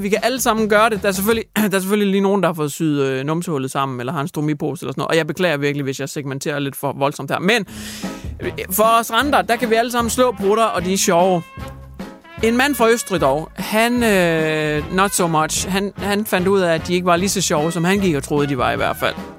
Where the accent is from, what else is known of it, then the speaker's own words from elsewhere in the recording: Hjørring, North Denmark Region, Denmark; min hjemby